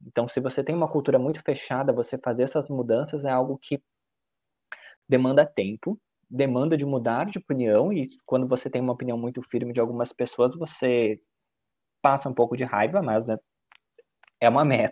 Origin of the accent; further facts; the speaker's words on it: Caxias do Sul, Rio Grande do Sul, Brazil; moved away as an adult; now in São Paulo, Brazil; nasci no Rio Grande do Sul, também em Caxias do Sul hoje, moro e trabalho aqui em São Paulo